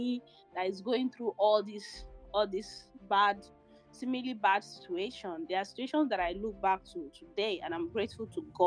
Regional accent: Shaki, Oyo, Nigeria; moved away; also born or lived in Kaduna, Nigeria / Gabon / Lagos State, Nigeria; when I was age four, five, we moved back to Shaki, my hometown in the southwest of Nigeria

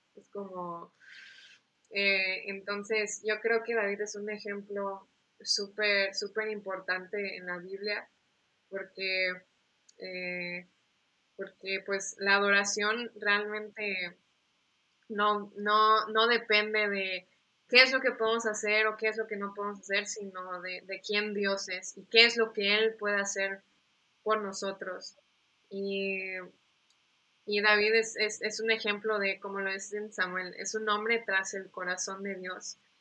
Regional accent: Mérida, Yucatán, Mexico; also born or lived in United States; nací en Estados Unidos, pero realmente me siento más de México que de Estados Unidos. O sea, aquí crecí, tengo doble, nacionalidad. Eh, crecí aquí en, en, Mérida

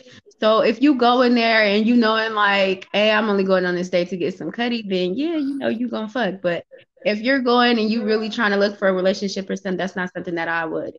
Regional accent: Oakland, California, United States; I'm from the Bay Area. I'm from Oakland, California, actually, to be exact.

